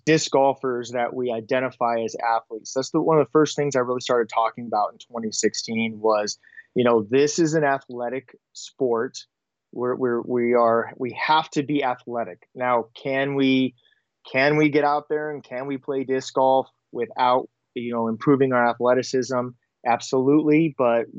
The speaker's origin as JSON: {"language": "English", "region": "Southern California", "country": "United States", "tie": "born or raised there", "moved": "as an adult", "lives_now": "Monterey, United States", "said": "Growing up in Southern California"}